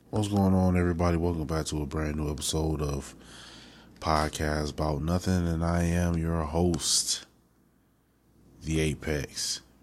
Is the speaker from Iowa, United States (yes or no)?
no; Milwaukee, Wisconsin, United States; growing up in Milwaukee